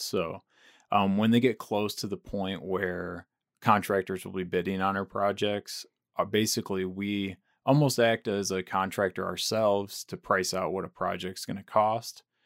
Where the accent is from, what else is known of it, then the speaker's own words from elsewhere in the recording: near Grand Rapids, West Michigan, United States; moved away as an adult; I grew up in Michigan, in West Michigan, near Grand Rapids